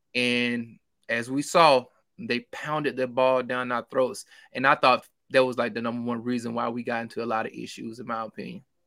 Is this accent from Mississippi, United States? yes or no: yes; Mississippi, United States; I'm country, I'm from Mississippi